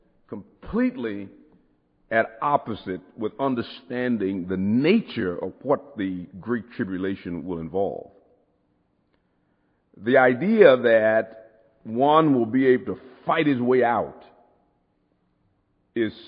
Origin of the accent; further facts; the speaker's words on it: United States; I'm an American